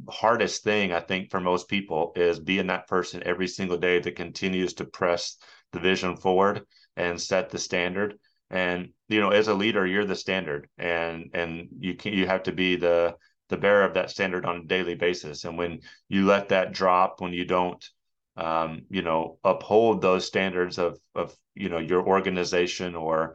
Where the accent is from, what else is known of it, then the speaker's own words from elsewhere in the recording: Norman, Oklahoma, United States; also born or lived in Stillwater, Oklahoma; somebody who grew up in the state of Oklahoma